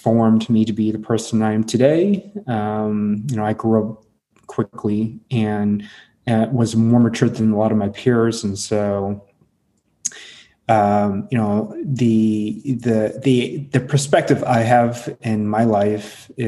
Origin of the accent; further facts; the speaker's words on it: Midwest, United States; English is a second language; I was born and raised in the Midwest.